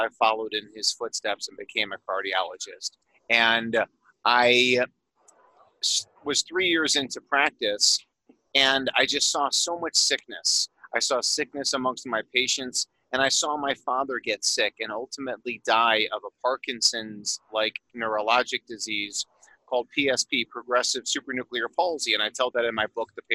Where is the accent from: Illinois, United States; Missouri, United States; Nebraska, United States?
Illinois, United States; Chicago; also born or lived in Phoenix, Arizona; now in Colorado, United States; I'm originally from Chicago and then moved to Phoenix, Arizona